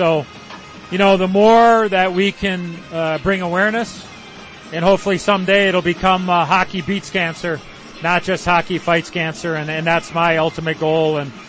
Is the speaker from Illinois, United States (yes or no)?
yes; Chicago, Illinois, United States; as a young kid growing up in Chicago